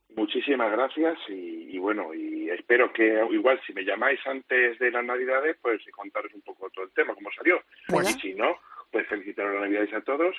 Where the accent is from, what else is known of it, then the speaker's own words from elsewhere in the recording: Madrid, Community of Madrid, Spain; moved away as an adult; now in Almería, Spain; Yo, sabéis que soy madrileño, pero llevo 14 años aquí.